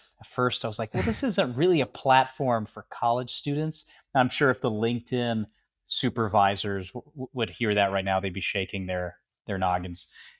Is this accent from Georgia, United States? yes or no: yes; Georgia, United States; also born or lived in Florida / Tennessee / Maryland / South Carolina; So I grew up in Florida, Tennessee, Maryland, South Carolina, and Georgia, which I consider my home state from the majority of my childhood was spent there.